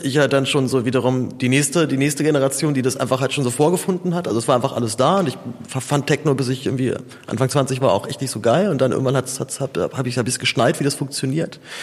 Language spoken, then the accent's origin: German; Zehlendorf, Berlin, Germany; aus Zehendorf, wo ich aufgewachsen bin